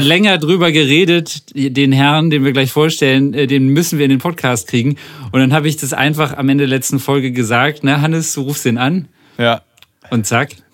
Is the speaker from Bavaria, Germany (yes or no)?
no; Bremen, Germany; ich komme aus Bremen